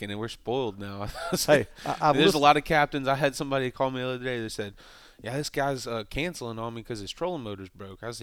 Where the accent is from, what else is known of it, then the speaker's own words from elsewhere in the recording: Mississippi, United States; I'm from Mississippi